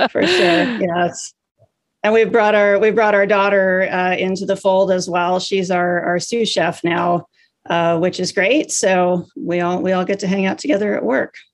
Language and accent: English; Minnesota, United States; I'm from Minnesota.